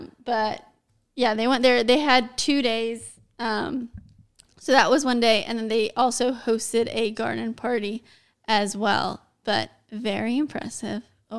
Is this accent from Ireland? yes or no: yes; Ireland; I'm Irish.